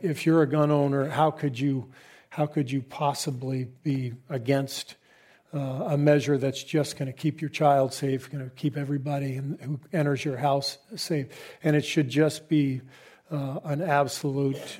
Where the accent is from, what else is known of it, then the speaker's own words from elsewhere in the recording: Southern California, United States; moved away as an adult; also born or lived in San Antonio, Texas; I grew up in Southern California.